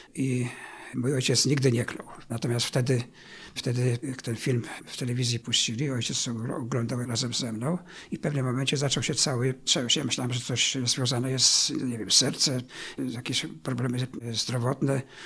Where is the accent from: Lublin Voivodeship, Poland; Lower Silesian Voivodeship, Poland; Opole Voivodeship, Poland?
Lower Silesian Voivodeship, Poland; Szczawno-Zdrój; also born or lived in Wałbrzych; Urodziłem się w Szczawnie Zdroju, niespełna 3 lata po zakończeniu II wojny światowej i tam mieszkałem przez pierwsze swoje 13 lat życia